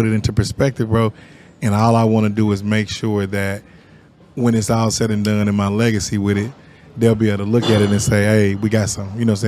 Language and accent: English; Sunflower Apartments, Kansas, United States; as a kid, I grew up in Sunflower Apartments